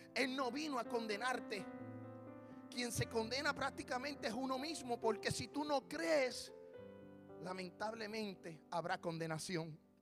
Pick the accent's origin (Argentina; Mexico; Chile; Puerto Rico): Puerto Rico; yo soy puertorriqueño